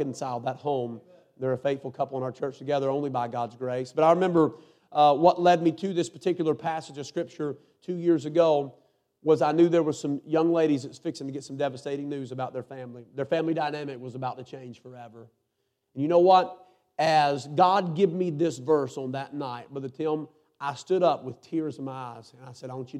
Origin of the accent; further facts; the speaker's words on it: North Carolina, United States; I'm a preacher from North Carolina